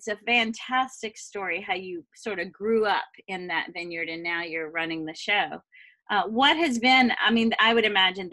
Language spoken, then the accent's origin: English; Louisiana, United States; now in West Coast, United States; I come from Louisiana, and we suffer hurricanes.